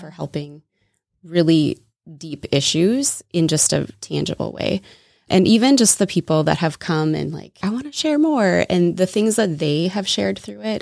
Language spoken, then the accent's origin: English; Minnesota, United States; accent: Minnesota; also born or lived in Wisconsin; I was born and raised in Minnesota, so you might hear a little Minnesota accent come out at some point